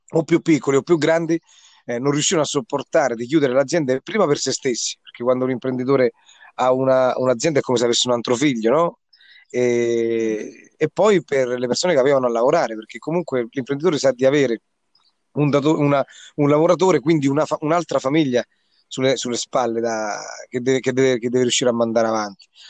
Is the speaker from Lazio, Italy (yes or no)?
yes; Grotte Santo Stefano, Lazio, Italy; sono di Grotte Santo Stefano, Viterbo